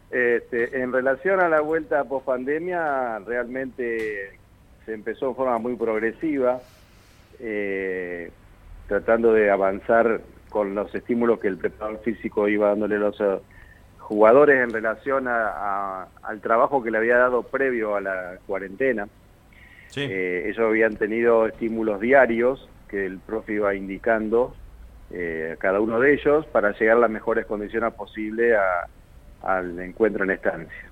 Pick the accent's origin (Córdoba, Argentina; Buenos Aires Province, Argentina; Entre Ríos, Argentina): Entre Ríos, Argentina; Gualeguaychú; moved away; yo no soy de la ciudad. Yo soy nacido en Gualeguaychú, en la provincia Entre Ríos.